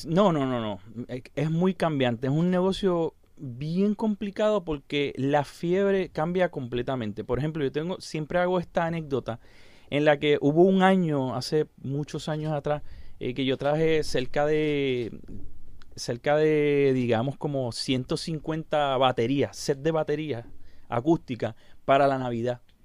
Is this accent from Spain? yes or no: no; Puerto Rico; soy el pianista puertorriqueño con más discos vendidos